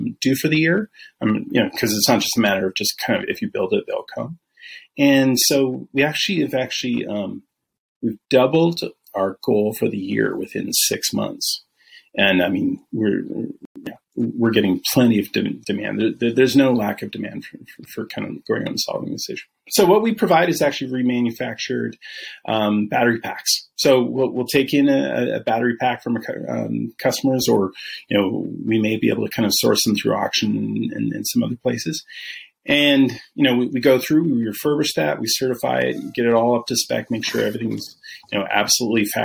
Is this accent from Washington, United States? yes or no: yes; Vancouver, Washington, United States; moved away as an adult; also born or lived in Seattle, Washington; now in Texas, United States; I'm originally from Seattle. Originally from Vancouver